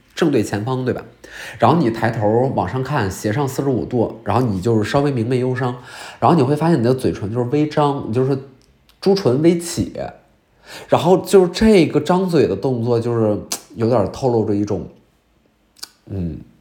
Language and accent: Chinese; Northeast China, China; 虽然我是一个东北人啊